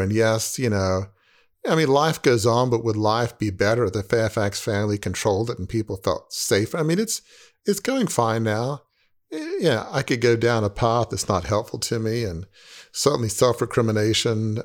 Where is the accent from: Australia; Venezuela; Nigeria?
Australia; moved away; I'm from Australia